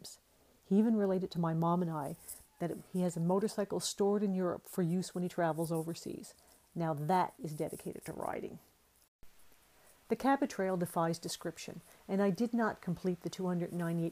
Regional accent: Nova Scotia, Canada; moved away; I was born in Nova Scotia

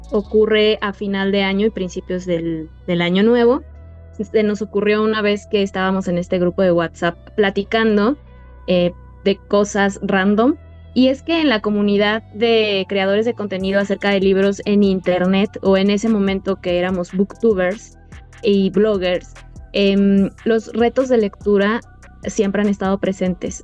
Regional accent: Mexico; directora de esta asociación civil que está conformada por 11 mujeres mexicanas

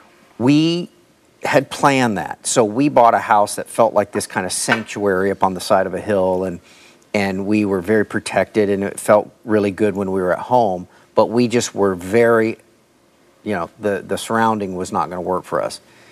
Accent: Newport Beach, California, United States; also born or lived in Los Angeles, California; When we were first married and before we had children, we lived in Orange County, California. I grew up in Newport Beach, California.

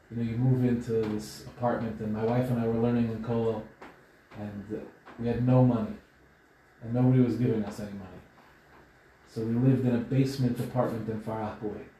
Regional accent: Israel; born there; I was born in Israel, but my parents are from Morocco.

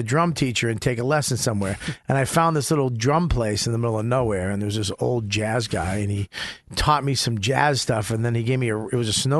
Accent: Boston, Massachusetts, United States; now in New York, United States; I'm from Boston and now New York.

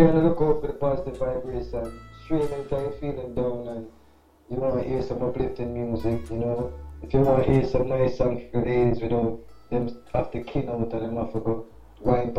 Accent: New York, United States; I'm in New York, because I grew up in New York

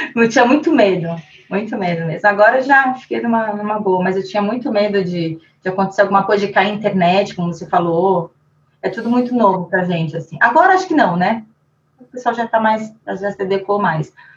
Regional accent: Brazil; falando como brasileira

